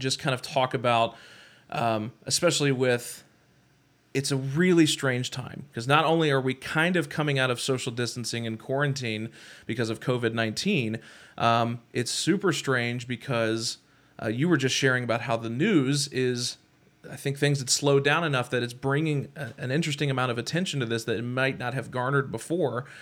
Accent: Kentucky, United States; I'm from Kentucky

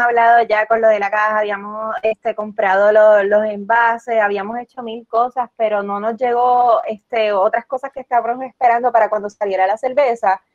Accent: Utuado, Puerto Rico; nosotros como, como utuadeños, ¿sabes? Como utuadeños con con base jíbara

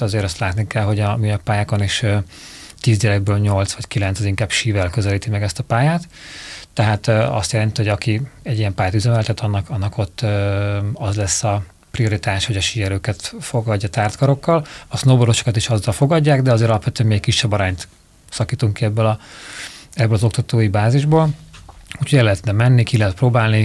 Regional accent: Budapest, Hungary; vagy Normafa. Tehát én is ott nőttem föl

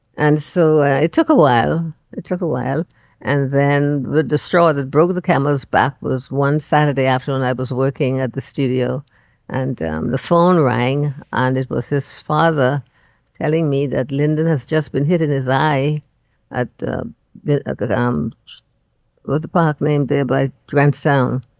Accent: Andros, Bahamas; moved away as an adult; now in Nassau, Bahamas; I'm just from Andros

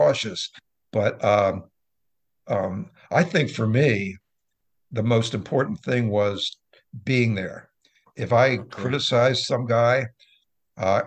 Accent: Wilmington, Delaware, United States; moved away as an adult; also born or lived in Philadelphia / York, Pennsylvania; now in Seattle, United States; I grew up in Wilmington

